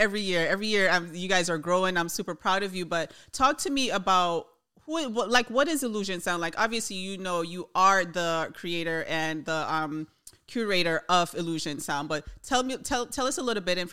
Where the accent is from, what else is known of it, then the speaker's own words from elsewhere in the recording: Jamaica; we're from Jamaica